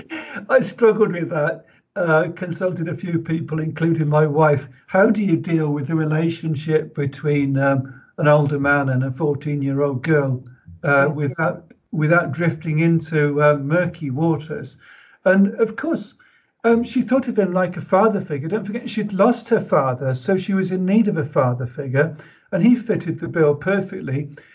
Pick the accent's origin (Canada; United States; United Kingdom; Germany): United Kingdom; Pembroke, Wales; I was born in Pembroke